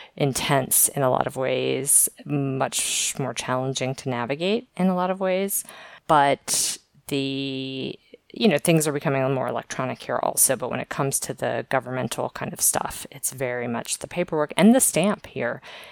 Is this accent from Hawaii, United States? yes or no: no; Maryland, United States; also born or lived in Virginia; now in Valencia, Spain; I'm originally from the East Coast of the U.S., basically Maryland, born in Virginia and lived a lot places on the East Coast.